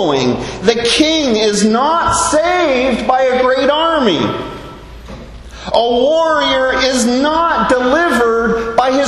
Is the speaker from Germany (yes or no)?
no; Canada; moved away as an adult; now in Bahamas; as a Canadian living here in the Bahamas for nearly